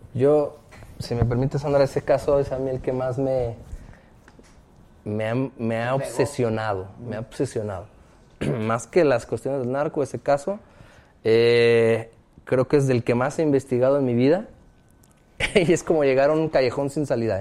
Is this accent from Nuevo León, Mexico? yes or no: no; Guadalajara, Jalisco, Mexico; yo soy de Guadalajara, ella también